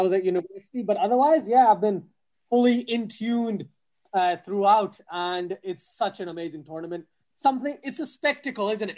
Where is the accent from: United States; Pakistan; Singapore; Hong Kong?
Pakistan; I'm Pakistani